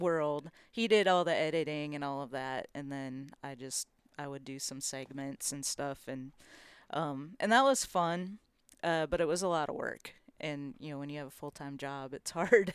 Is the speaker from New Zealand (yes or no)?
no; Minnesota, United States; now in Nashville, United States; I grew up here in Minnesota, and I grew up fishing walleye mostly